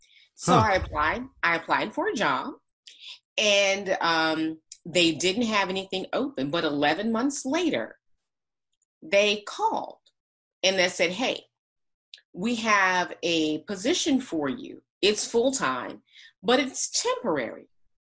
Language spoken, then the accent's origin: English; Flint, Michigan, United States; Flint, Michigan.